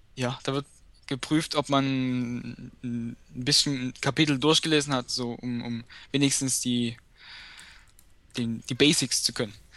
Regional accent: Dresden, Saxony, Germany; ich komme aus Dresden

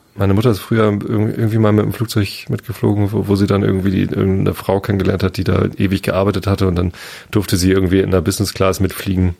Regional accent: Wistedt, Lower Saxony, Germany; moved away as an adult; now in Berlin, Germany; Mit Wistit, mit meinem Heimatdorf

